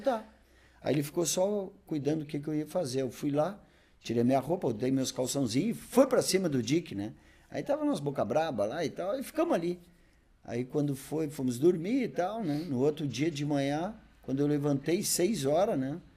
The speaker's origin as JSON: {"language": "Portuguese", "town": "Bagé", "region": "Rio Grande do Sul", "country": "Brazil", "tie": "born or raised there", "also_born_or_lived": "Novo Hamburgo", "moved": "as an adult", "said": "eu sou natural de Bagé, sou natural de Bagé, né? Vivi até os 20 anos em Bagé."}